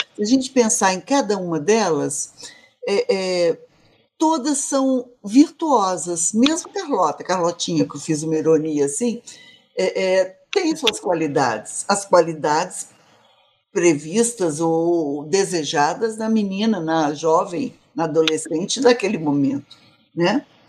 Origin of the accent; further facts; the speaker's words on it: Minas Gerais, Brazil; also born or lived in Rio Grande do Norte; Eu sou mineira também.